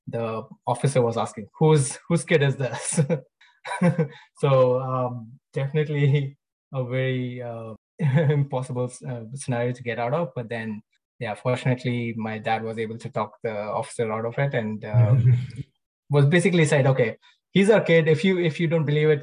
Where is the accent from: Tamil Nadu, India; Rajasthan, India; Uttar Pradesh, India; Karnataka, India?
Karnataka, India; Bangalore; moved away as an adult; also born or lived in Surathkal, India; now in Vancouver, Canada; I am originally from India, born and brought up in Bangalore.